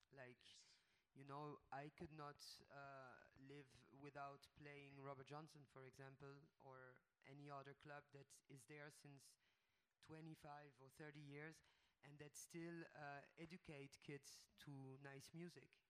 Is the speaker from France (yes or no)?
yes; France; my mom is Swedish and my dad is Italian, and I was born in France in 74